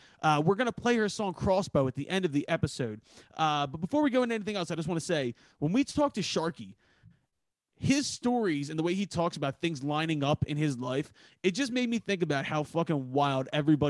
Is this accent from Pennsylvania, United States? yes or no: yes; Philadelphia, Pennsylvania, United States; I'm from Philly.